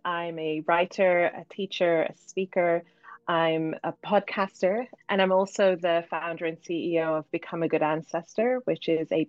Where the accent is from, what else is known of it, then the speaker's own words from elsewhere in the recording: Cardiff, Wales, United Kingdom; Growing up in Cardiff in Wales, I remember being at school and being one of the only Black kids, as well as definitely the only Muslim kid, because my parents sent us to Roman Catholic school.